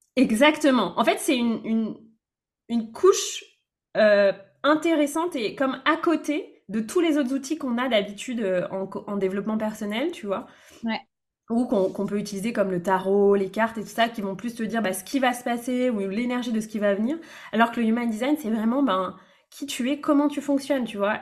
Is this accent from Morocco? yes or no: no; Brittany, France; born or raised there; moved away as an adult; also born or lived in Lyon region